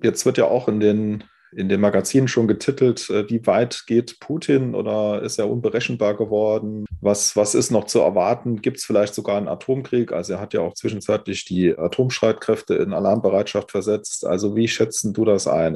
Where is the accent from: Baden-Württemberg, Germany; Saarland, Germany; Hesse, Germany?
Saarland, Germany; ich komme ja aus dem Saarland, äh, bin ja jetzt hier aus Saarbrücken zugeschaltet